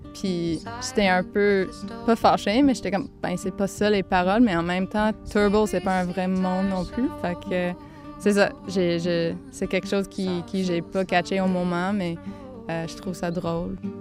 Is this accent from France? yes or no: no; Gaspésie, Quebec, Canada; accent: Gaspé anglophone accent; moved away as an adult; now in Montreal, Canada; Maintenant, j'habite à Montréal, mais je viens de la Gaspésie